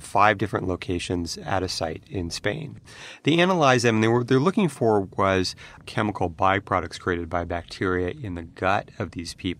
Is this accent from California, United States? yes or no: yes; California, United States; I grew up in California